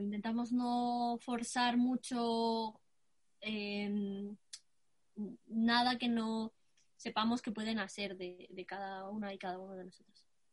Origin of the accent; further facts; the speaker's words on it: Guatemala; now in Spain; tengo 23 años, eh, soy de Guatemala.